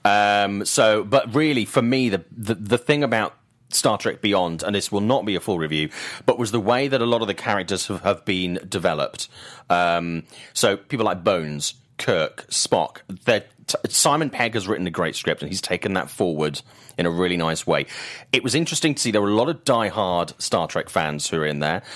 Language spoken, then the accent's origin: English; United Kingdom; I'm a British guy